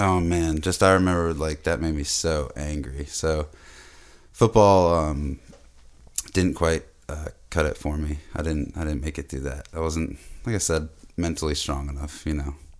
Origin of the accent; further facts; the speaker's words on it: Boston, Massachusetts, United States; moved away; was born in Boston, but it's not like I'm, uh, really a city, city boy